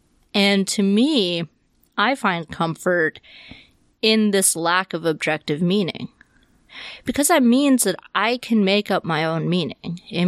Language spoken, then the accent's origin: English; the South, United States; I saw this so much growing up in the South.